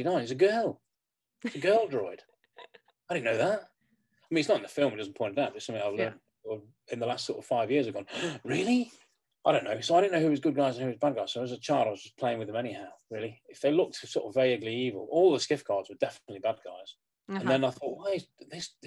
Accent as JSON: {"language": "English", "region": "England", "country": "United Kingdom", "said": "being English"}